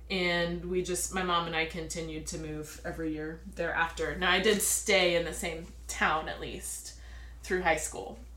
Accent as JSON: {"language": "English", "region": "Florida", "country": "United States", "tie": "born or raised there", "said": "I am originally from Florida. We've been here for 10 years. We moved uh, 10 years ago when our son was about a year and a half old to be closer to my mom."}